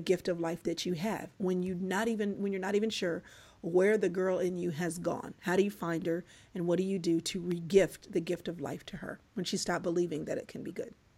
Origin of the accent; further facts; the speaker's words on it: Dallas, Texas, United States; also born or lived in Atlanta, Georgia; I was born in Atlanta, raised in Dallas